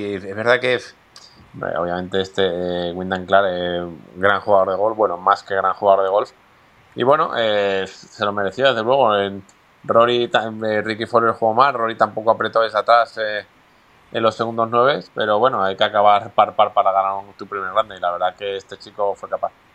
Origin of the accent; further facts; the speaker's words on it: Spain; los españoles eh, no es nuestro punto fuerte los idiomas